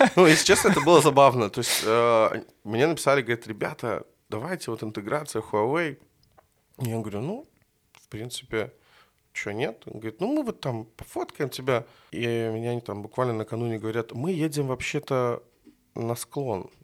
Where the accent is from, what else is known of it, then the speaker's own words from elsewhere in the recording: Minsk, Belarus; Я жил практически там возле тракторного, это улица Долгобродская